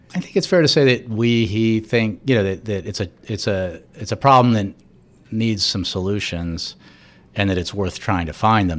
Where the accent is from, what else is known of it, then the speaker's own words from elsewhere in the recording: United States; somebody who actually grew up here, and the Post was my hometown paper